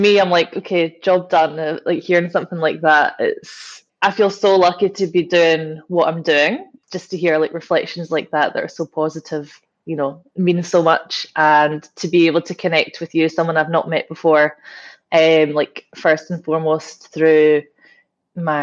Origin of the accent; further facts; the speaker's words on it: Glasgow, Scotland, United Kingdom; growing up in Glasgow, I think every kid gets dragged around like the Kelvin Grove art galleries.